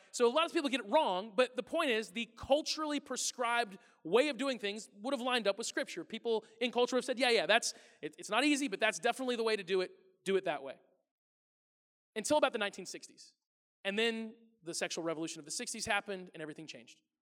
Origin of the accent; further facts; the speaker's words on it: the Ozarks, Missouri, United States; moved away; I'm from the Ozarks in Missouri